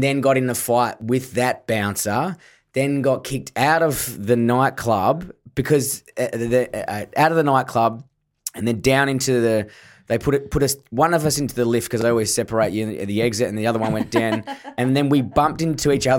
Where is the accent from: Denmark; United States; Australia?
Australia; Perth, Western Australia; I'm from Forestfield